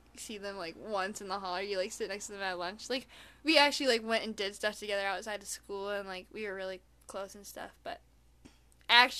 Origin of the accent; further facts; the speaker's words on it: Minnesota, United States; accent: Minnesotian; my Minnesotian accent